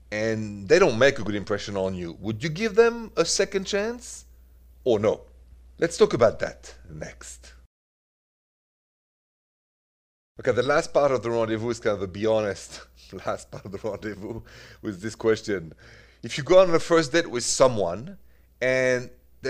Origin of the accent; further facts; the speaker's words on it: France; accent: French; English is a second language; my French accent